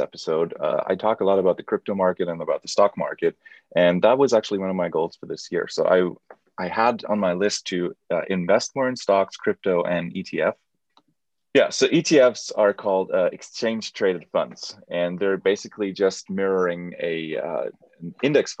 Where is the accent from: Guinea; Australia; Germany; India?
Germany; I'm from Germany